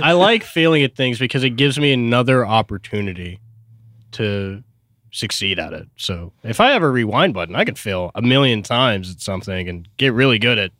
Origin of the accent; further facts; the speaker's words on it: Tacoma, Washington, United States; born there; I was born in Tacoma, Washington with my twin, Zach.